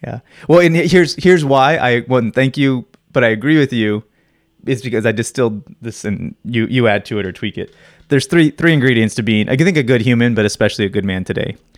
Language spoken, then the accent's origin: English; Phoenix, Arizona, United States; I've always grown up in Phoenix